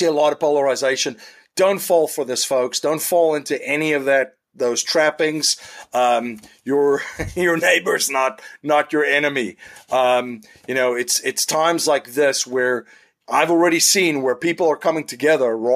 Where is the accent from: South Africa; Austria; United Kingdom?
South Africa; moved away; I grew up in South Africa